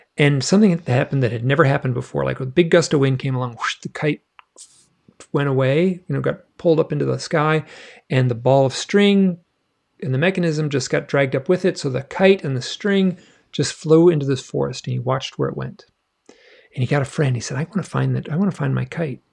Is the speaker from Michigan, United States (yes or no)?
yes; Michigan, United States; moved away; I grew up in Michigan